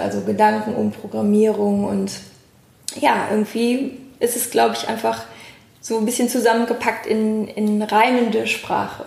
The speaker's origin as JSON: {"language": "German", "town": "Cologne", "region": "North Rhine-Westphalia", "country": "Germany", "said": "Wir Kölner"}